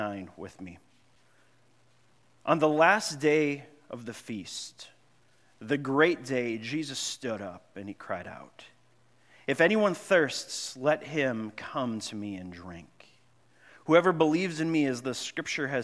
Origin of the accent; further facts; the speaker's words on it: Grand Marais, Minnesota, United States; I grew up in Grand Marais, Minnesota. Well, I moved up there when I was in sixth grade